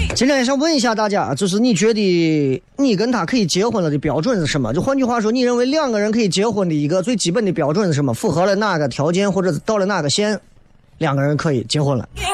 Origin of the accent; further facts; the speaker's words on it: China; 我作为一个中国人